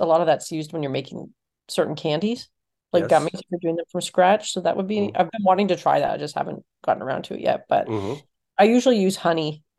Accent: Canada; I'm Canadian, of course.

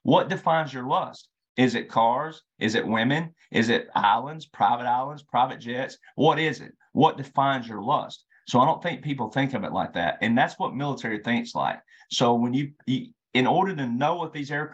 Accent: Deep South / Bible Belt, United States; I'm a deep South Southern boy. I was born in the Bible Belt

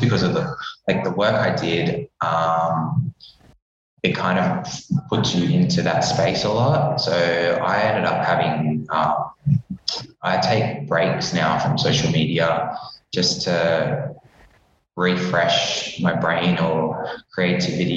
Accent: Perth, Western Australia, Australia; moved away as an adult; also born or lived in Darwin / Sydney; now in Melbourne, Australia; I was going to go back home to Perth because I'm from Perth originally.

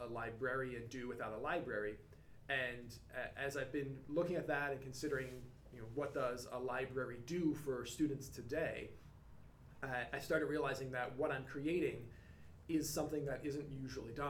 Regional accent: Philadelphia, Pennsylvania, United States; moved away as an adult; also born or lived in North Carolina; I'm born and raised in Philly

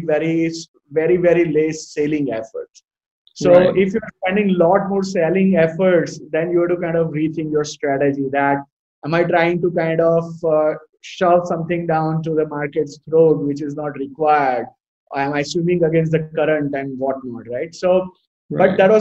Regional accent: Ahmedabad, Gujarat, India; moved away as an adult; also born or lived in Los Angeles, United States / Bay Area, United States; born and brought up in Ahmedabad and always an Ahmedabadi by heart

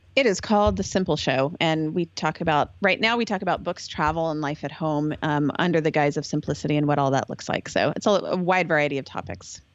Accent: Texas, United States; moved away as an adult; I'm from Texas

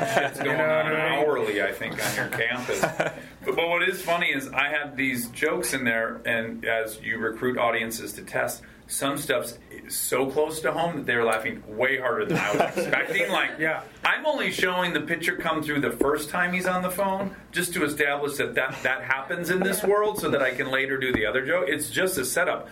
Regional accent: Michigan, United States; as a kid growing up in Michigan

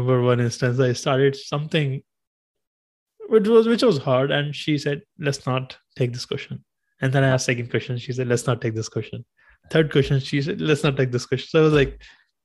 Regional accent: India; English is a second language; moved away as an adult; now in United States; when I was 14, growing up in India, we had our subjects, everything in English, but we didn't speak English.

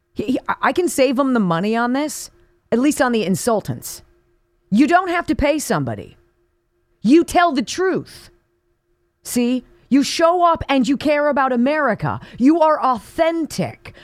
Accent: Los Angeles, California, United States; Growing up on Paul Revere Drive in what was then called Woodland Hills, California. It's now Calabasas.

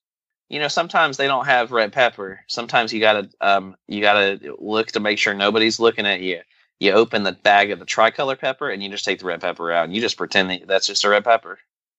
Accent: the South, United States; accent: southern; Country accent when I actually do have a southern accent.

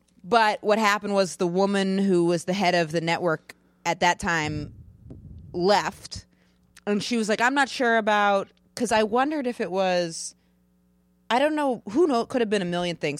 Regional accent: Maine, United States; moved away; I'm from Maine

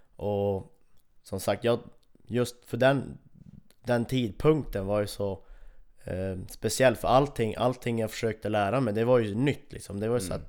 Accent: Kiruna, Norrbotten County, Sweden; här hemma i Kiruna

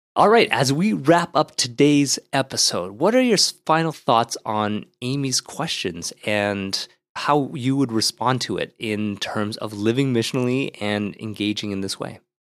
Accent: Ottawa, Ontario, Canada; when I grew up in Ottawa

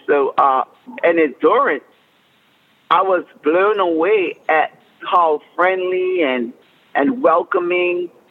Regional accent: Bermuda; moved away; I was raised and born and raised in Bermuda

